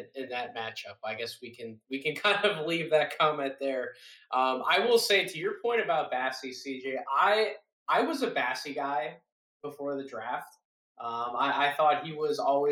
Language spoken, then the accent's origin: English; Philadelphia, Pennsylvania, United States; my hometown basketball team